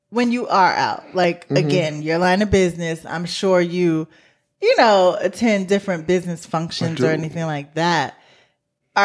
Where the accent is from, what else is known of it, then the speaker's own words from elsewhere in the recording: New York, United States; moved away; I'm from New York